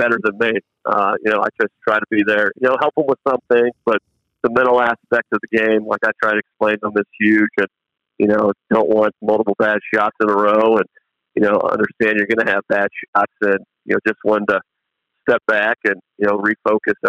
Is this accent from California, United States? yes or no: no; Convoy, Ohio, United States; growing up in Convoy